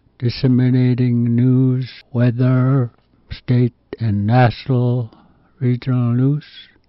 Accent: Kwigillingok, Alaska, United States; I am from Kuikluk, Alaska.

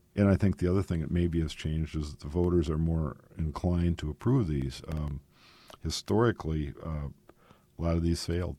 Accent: Sisseton, South Dakota, United States; moved away; I'm originally from Sisseton

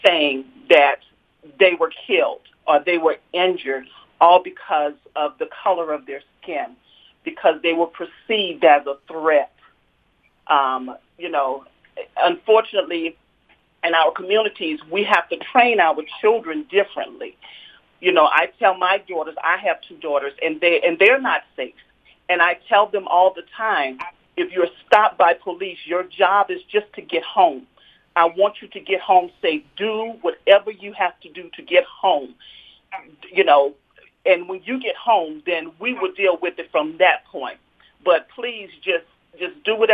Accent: Louisiana, United States; also born or lived in Mississippi; now in Utah, United States; I grew up in Louisiana, and I went to school started out in school in Mississippi.

